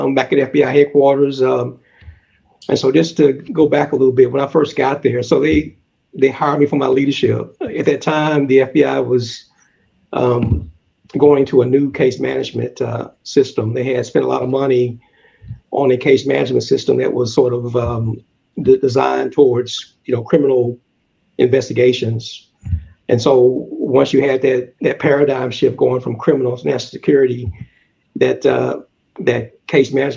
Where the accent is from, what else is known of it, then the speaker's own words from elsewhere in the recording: the South, United States; moved away; growing up in the South